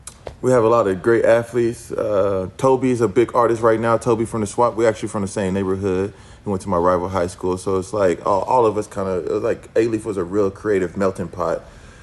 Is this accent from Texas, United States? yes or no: yes; Houston, Texas, United States; moved away as an adult; also born or lived in Chicago / Los Angeles; We just moved back to Houston, actually. So I'm back in my hometown.